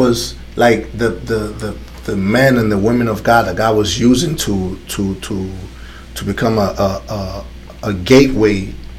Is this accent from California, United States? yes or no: no; New York City, New York, United States; moved away as an adult; also born or lived in Dominican Republic / Connecticut; I lived in Connecticut for so many years, you know, when I came from the Dominican Republic, I came straight to New York City. So I grew up in New York City, right?